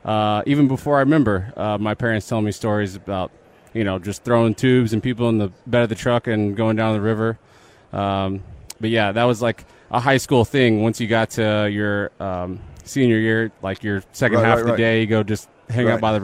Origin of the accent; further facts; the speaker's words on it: Canyon Lake, Texas, United States; Yes, I grew up in Canyon Lake. Went to high school in Boulevardy.